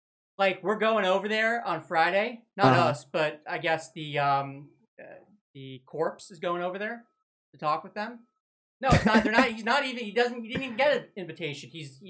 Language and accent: English; Mexico; I'm Mexican.